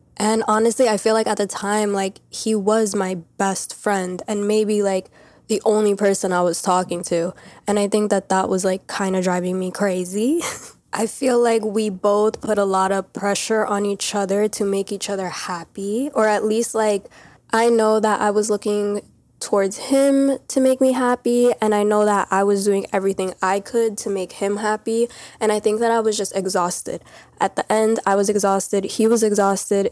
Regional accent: New York, United States; I'm literally from New York. I've been around this many people my whole life.

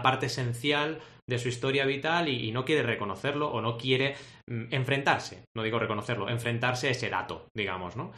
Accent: Barcelona, Catalonia, Spain; also born or lived in Argentina; nací en Argentina y llegué a Barcelona a los 8 años

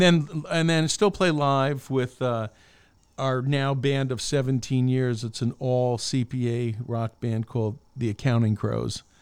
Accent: Albany, New York, United States; I grew up in Albany, New York

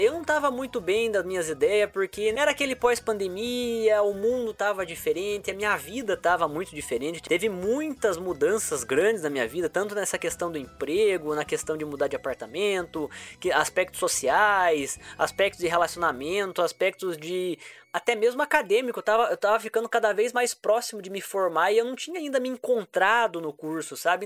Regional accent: Itararé, interior of São Paulo, Brazil; eu vim do interior de São Paulo, uma cidade chamada Tararé, né? Morei numa vila de rua de terra, porque a família inteira sempre foi muito pobre, né? Então eu cresci lá

